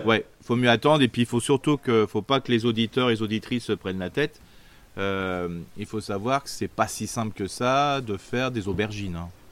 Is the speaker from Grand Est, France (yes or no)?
yes; Alsace, Grand Est, France; on est alsacien